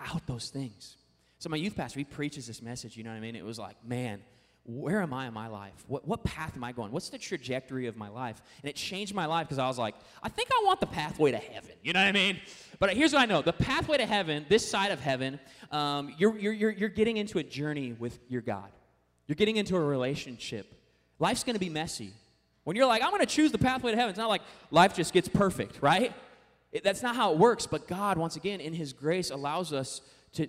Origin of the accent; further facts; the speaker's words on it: Puyallup, Washington, United States; I grew up in the Northwest region, Seattle, suburbs of Seattle, town called Puyallup